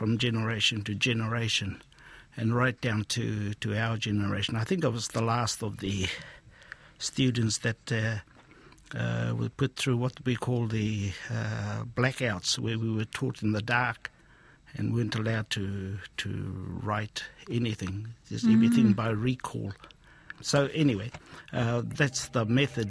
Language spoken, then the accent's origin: English; Hokianga, Northland, New Zealand; also born or lived in Taheke / Waima / Otaua; I was born and raised in Hokianga